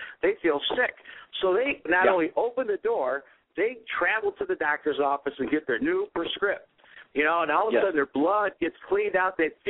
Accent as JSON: {"language": "English", "town": "Cleveland", "region": "Ohio", "country": "United States", "said": "I'm from Cleveland"}